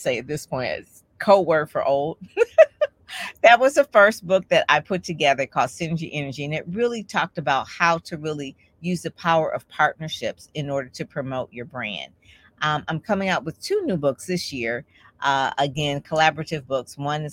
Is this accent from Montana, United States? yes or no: no; Detroit, Michigan, United States; I am from Detroit, Michigan